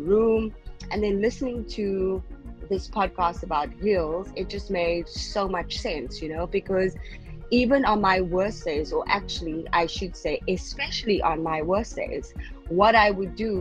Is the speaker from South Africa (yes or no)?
yes; South Africa; now in Qatar; I'm from South Africa originally, but I am currently living in Qatar